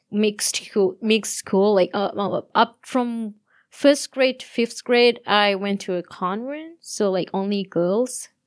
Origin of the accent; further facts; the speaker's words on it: Sri Lanka; moved away; I'm from Sri Lanka